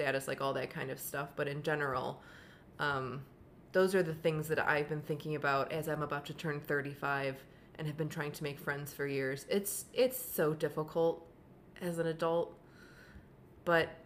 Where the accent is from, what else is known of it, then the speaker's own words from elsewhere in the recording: Buffalo, New York, United States; moved away; I grew up in Buffalo